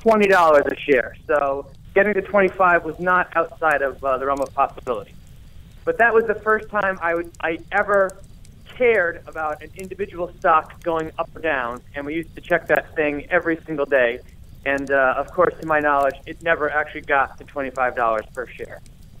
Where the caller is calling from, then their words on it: Rhode Island, United States; I am a proud resident of Rhode Island.